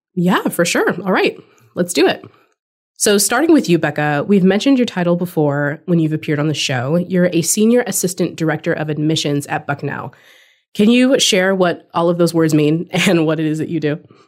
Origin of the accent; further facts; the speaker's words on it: California, United States; moved away as an adult; also born or lived in Washington; I was born and raised in California